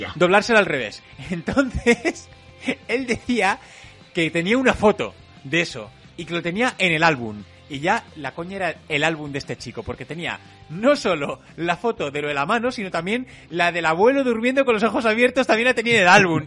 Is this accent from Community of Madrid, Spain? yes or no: yes; Madrid, Community of Madrid, Spain; somos de Madrid